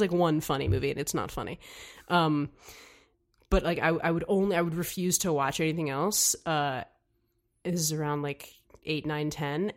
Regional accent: New York City, New York, United States; I'm from here, from New York

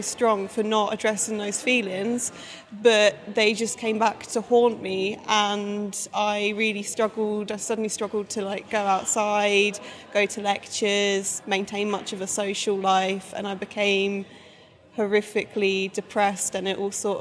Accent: Essex, East of England, United Kingdom; moved away as an adult; also born or lived in Leeds; I'm from Essex

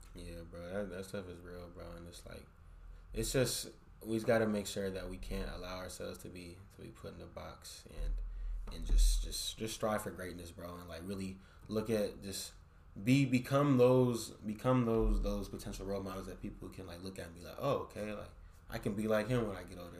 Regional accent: San Francisco, California, United States; from San Francisco, bro. I'm from the Bay

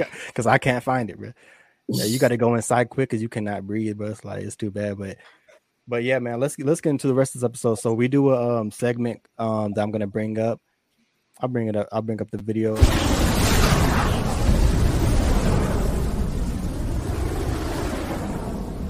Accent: San Diego, California, United States; moved away; I'm from San Diego

